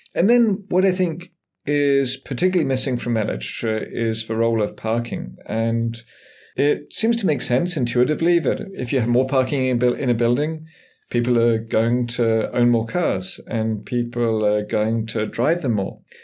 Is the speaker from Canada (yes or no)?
no; England, United Kingdom; moved away as an adult; also born or lived in San Francisco, United States; now in United States; I grew up in England, as might be obvious from my, from my voice